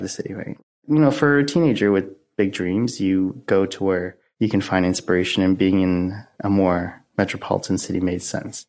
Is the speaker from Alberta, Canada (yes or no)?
no; Oakville, Ontario, Canada; I grew up in Oakville, Ontario, which is a suburb outside of Toronto.